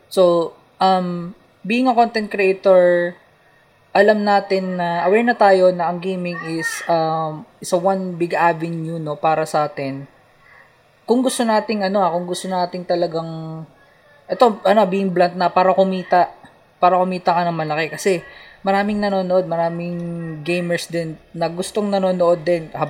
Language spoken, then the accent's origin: Tagalog; Dasmariñas, Cavite, Philippines; Palapala ako